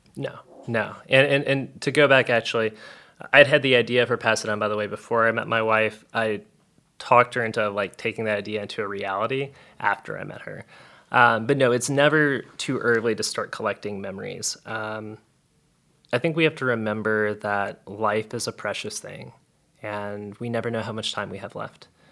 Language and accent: English; South Louisiana, United States; I'm from South Louisiana and I have a sassy Cajun grandma